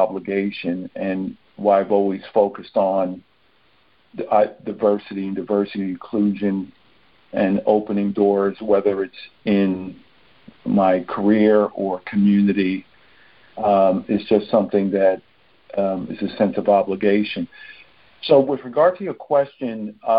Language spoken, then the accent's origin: English; New York City, New York, United States; now in Maplewood, United States; I was born and raised in Brooklyn, New York